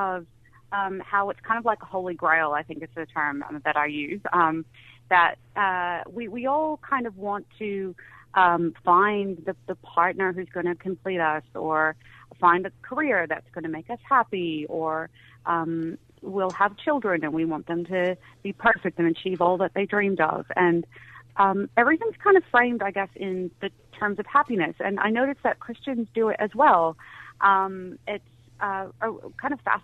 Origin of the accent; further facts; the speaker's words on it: United States; now in Australia; growing up in the States